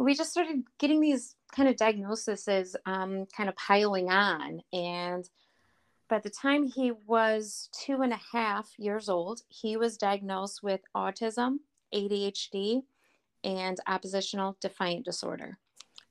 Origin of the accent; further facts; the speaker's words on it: Flint, Michigan, United States; also born or lived in Burton, Michigan; I am from the Flint, Michigan area.